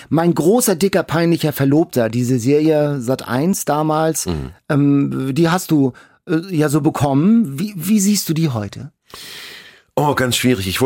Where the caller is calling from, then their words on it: Hamburg, Germany; ich bin aus Heimfeld.